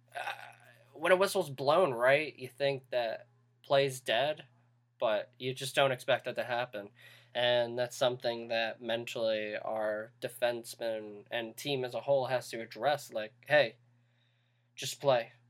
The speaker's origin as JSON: {"language": "English", "country": "United States", "said": "we're from the United States"}